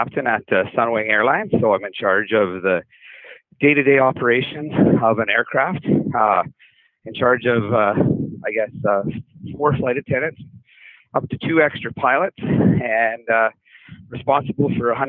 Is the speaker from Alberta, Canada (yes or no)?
yes; Marwayne, Alberta, Canada; I grew up in Marwane, Alberta, just outside of Lloydminster. It's a small town. It was great growing up in a small town.